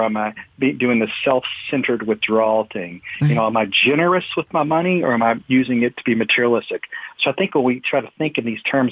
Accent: United States; we as American Christians

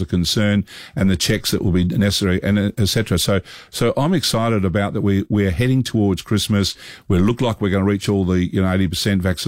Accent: Australia; being Australian

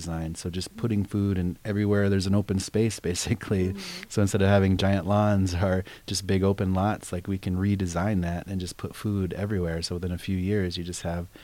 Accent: Pine Ridge, South Dakota, United States; moved away; growing up around the Pine Ridge, because we had the Badlands right there

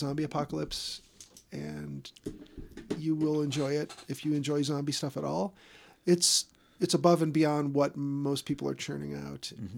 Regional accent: United States; being an American of Irish descent.

